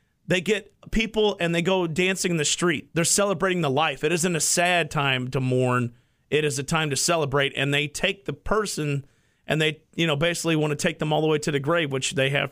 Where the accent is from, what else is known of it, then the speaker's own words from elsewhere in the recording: St. Louis, Missouri, United States; growing up in the St. Louis area